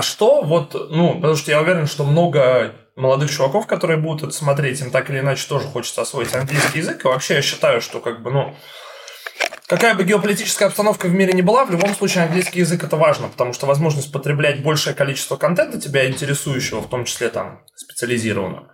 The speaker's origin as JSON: {"language": "Russian", "region": "Saint Petersburg", "country": "Russia", "said": "Я как человек, который из Питера сам"}